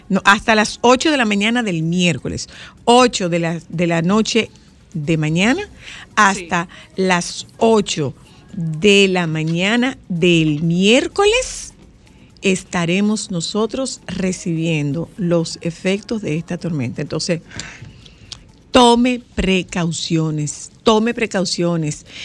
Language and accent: Spanish; Nagua, María Trinidad Sánchez, Dominican Republic; yo hablo de mi pueblo particularmente. Nosotros estamos, Nagua está adentro del agua